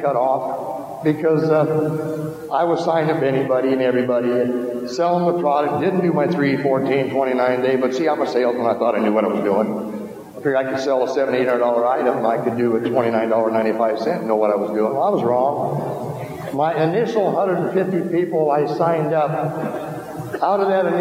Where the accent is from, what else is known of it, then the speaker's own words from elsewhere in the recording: Iowa, United States; I'm originally from Iowa